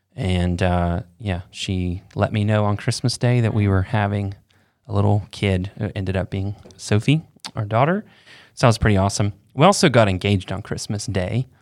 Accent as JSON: {"language": "English", "region": "Florida", "country": "United States", "tie": "born or raised there", "said": "I grew up in Florida with no chimney."}